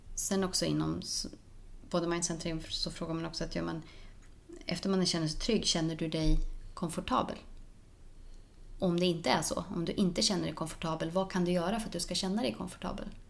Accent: Norrland, Sweden; där jag kommer ifrån, det är, eh, man ska inte ta så mycket plats. Hos oss, eh, uppe i Norrland

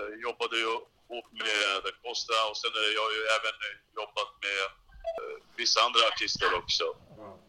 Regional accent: Stockholm, Stockholm County, Sweden; jag är född och uppvuxen i Rinkeby

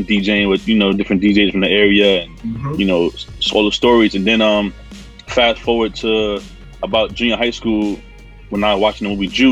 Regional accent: New York City, New York, United States; Born and raised in Queens

